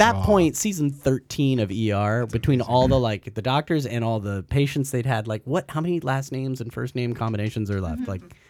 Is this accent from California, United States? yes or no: yes; Santa Barbara, California, United States; moved away as an adult; also born or lived in Toronto, Canada / Los Angeles; I grew up in Santa Barbara, California.